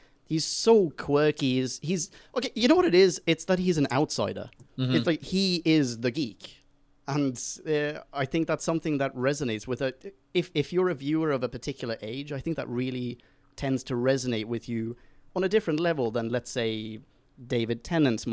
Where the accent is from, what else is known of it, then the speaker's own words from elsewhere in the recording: Sweden; I grew up in Sweden